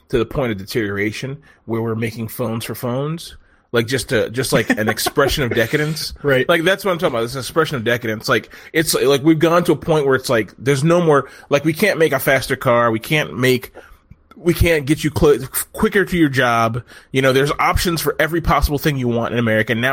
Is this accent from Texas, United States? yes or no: yes; Texas, United States; I'm a fucking white guy from fucking Texas, but I'm also a Filipina inside.